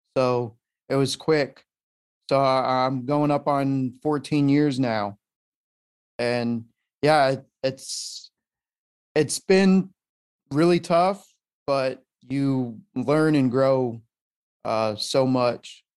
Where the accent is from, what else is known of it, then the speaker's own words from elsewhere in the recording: Colorado, United States; moved away as an adult; also born or lived in San Diego; I'm from Colorado, born and raised out there, lived there pretty much my whole life